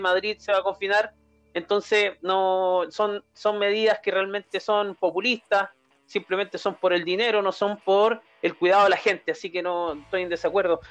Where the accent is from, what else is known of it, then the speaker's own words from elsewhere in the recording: southern Chile, Chile; yo soy del sur, soy mi gente de Chiloé, de Temuco, de Los Ángeles.